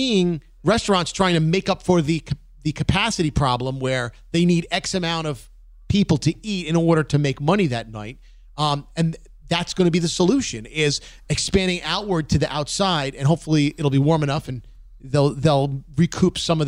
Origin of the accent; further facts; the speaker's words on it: New York City, New York, United States; We're from Brooklyn